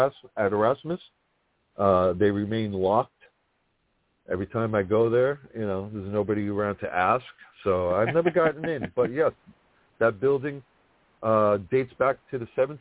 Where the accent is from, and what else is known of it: New York City, New York, United States; accent: thick accent